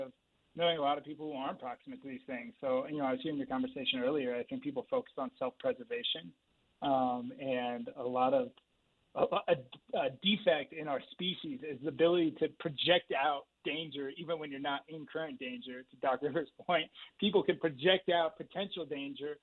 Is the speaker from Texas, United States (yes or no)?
no; San Francisco Bay Area, California, United States; I grew up in the San Francisco Bay Area.